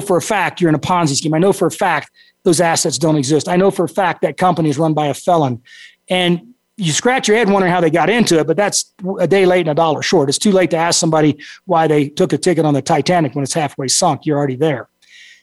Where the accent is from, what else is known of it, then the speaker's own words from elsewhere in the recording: Texas, United States; you're bred and raised to have kind of a different brain as a Texan